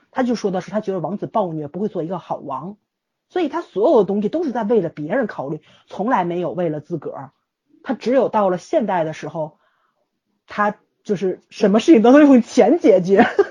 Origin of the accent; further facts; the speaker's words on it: China; 作为中国人是不应该去那些地方的